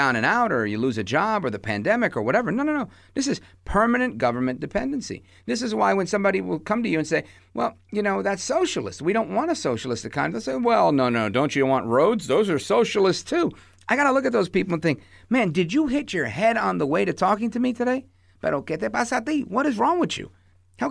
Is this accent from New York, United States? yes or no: yes; New York City, New York, United States; When I was a kid, growing up in the Midwood section of Brooklyn, right outside of Flatbush area